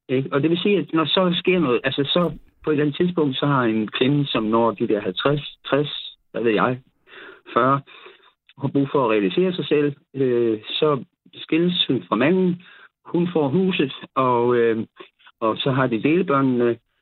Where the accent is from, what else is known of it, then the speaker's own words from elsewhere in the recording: South Funen, Southern Denmark, Denmark; jeg er nede fra Sydfyn